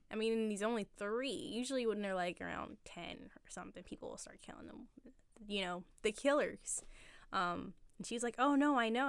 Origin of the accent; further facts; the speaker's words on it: Upper Darby, Pennsylvania, United States; also born or lived in Philadelphia; I lived in Upper Darby. I went there for, like, the bulk of my life, all the schools and whatnot